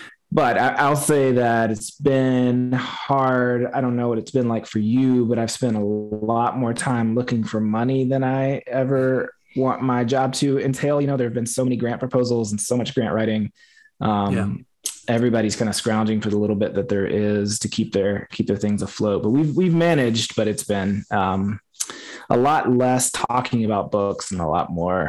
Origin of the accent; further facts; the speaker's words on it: Appalachia, United States; Like, I felt like maybe I don't fit in because I don't fit that one version of Appalachia that I had in my mind.